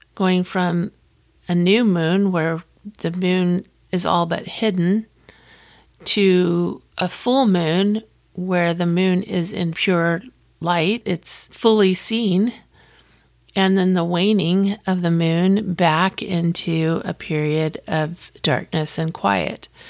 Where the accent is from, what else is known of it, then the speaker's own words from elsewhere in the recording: Florida, United States; I'm from Florida, and I have family all over the state of Florida